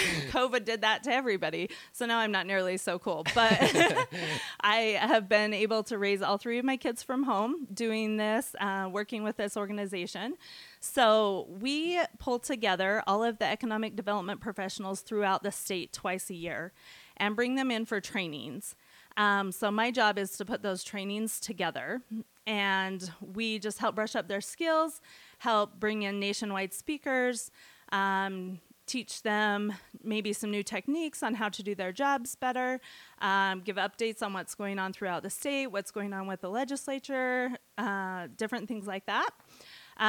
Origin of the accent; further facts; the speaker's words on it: Montpelier, Idaho, United States; also born or lived in Southern California; I grew up in Bear Lake down in Montpelier